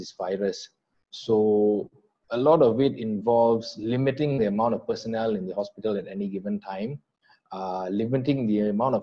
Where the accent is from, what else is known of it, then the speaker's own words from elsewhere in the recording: Kajang, Selangor, Malaysia; moved away as an adult; now in Johor, Malaysia; I'm actually born and bred in Kajang, Selangor